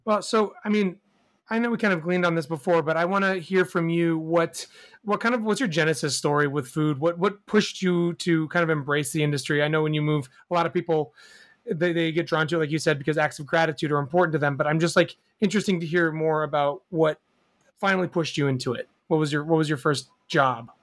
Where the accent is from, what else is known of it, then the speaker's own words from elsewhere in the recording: New York City, New York, United States; as a New Yorker